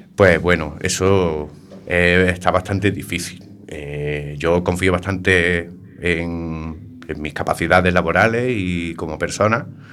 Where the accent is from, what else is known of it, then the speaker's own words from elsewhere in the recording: Algeciras, Andalusia, Spain; moved away as an adult; now in A Coruña, Spain; mi pueblo, ¿no? Algeciras, Cádiz